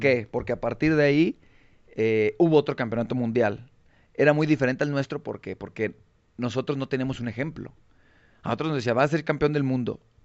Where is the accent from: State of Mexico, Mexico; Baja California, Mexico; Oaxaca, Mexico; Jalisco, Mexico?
Jalisco, Mexico; Tonalá; also born or lived in Guadalajara; soy nacido en Guadalajara, pero criado y crecido en, Tonalá. Soy de Lomas del Camichín